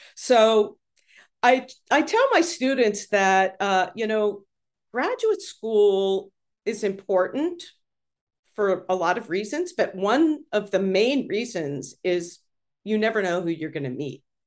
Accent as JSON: {"language": "English", "town": "Pittsburgh", "region": "Pennsylvania", "country": "United States", "tie": "born or raised there", "said": "I grew up in Pittsburgh"}